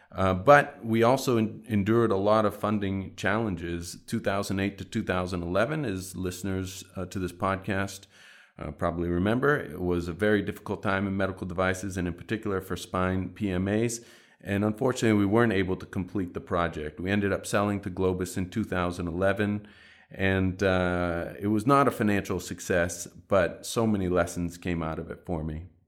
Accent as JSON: {"language": "English", "town": "Boston", "region": "Massachusetts", "country": "United States", "tie": "born or raised there", "said": "back in my hometown of Boston"}